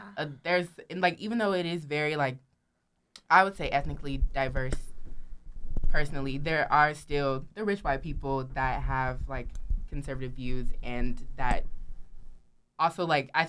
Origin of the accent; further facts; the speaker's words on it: Stockton, California, United States; moved away; I'm from Stockton